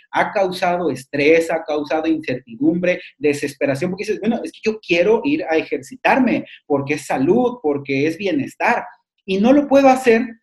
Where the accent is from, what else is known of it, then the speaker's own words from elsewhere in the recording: Mexico; sociedad mexicana